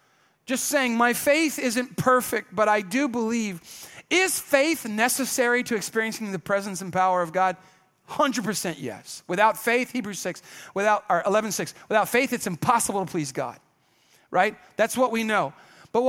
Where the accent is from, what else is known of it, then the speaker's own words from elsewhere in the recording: Kenya; now in United States; because I grew up in Kenya, everybody. My parents were missionaries.